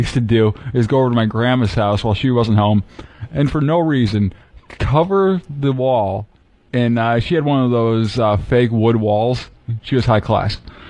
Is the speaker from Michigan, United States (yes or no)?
yes; Fowlerville, Michigan, United States; Mid Michigan. the town's called Fowlerville.